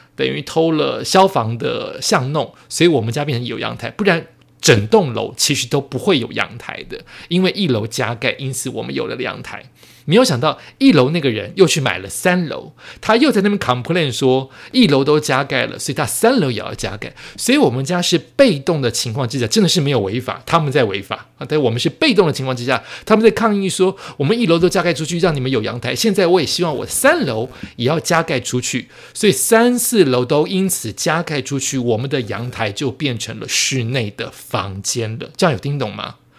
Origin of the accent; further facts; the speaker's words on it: Taiwan; 我爸爸妈妈原本住眷村，后来过好一点的日子之后，就是不小心生出了我。也许生出我之后的一到三四年，不知道是哪一年，可能他们也不记得了。我们就搬到了我的第一个房子，但是是我爸妈在台湾的第二个房子了